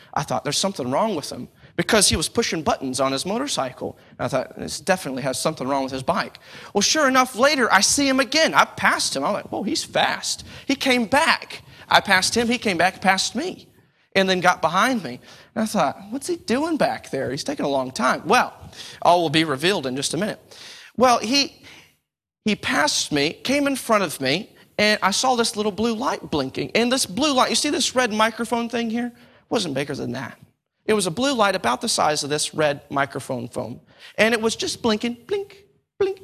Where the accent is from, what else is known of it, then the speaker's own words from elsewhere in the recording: Texas, United States; now in United Kingdom; I'm from the States